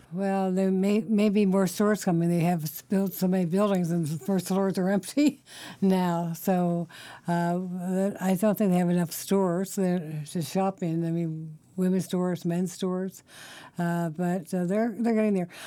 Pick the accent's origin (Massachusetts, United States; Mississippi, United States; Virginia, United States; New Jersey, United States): Virginia, United States; moved away as an adult; now in Washington, D.C., United States; I'm from Virginia